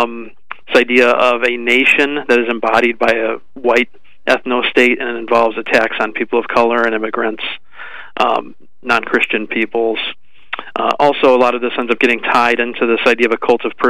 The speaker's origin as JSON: {"language": "English", "country": "United States", "said": "being an American"}